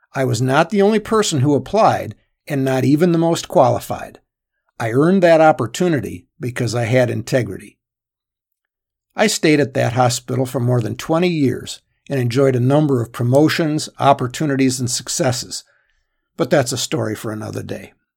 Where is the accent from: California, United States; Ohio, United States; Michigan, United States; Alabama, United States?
Michigan, United States; a small firm in my hometown in Michigan